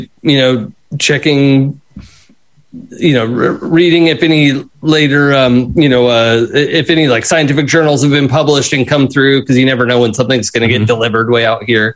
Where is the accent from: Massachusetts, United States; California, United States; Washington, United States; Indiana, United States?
Washington, United States; Seattle; Growing up in Seattle